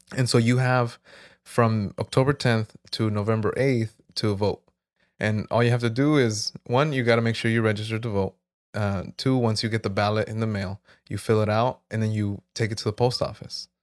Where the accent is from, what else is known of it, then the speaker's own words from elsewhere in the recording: Jurupa Valley, California, United States; also born or lived in South Gate, California; I grew up here in Miraloma